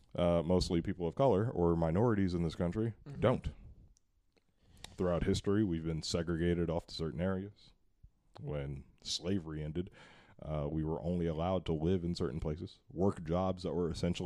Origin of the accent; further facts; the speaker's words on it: Hercules, California, United States; also born or lived in Richmond, California; I grew up in Hercules for a large part of my life until I was like 11 years old.